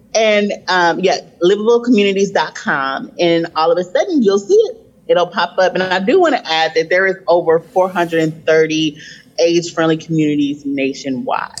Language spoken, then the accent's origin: English; Flint, Michigan, United States; I grew up in Flint, Michigan.